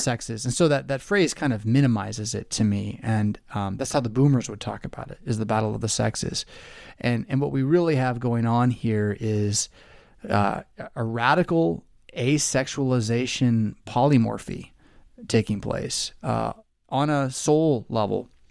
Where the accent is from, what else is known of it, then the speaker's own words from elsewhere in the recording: Southern California, United States; growing up in Southern California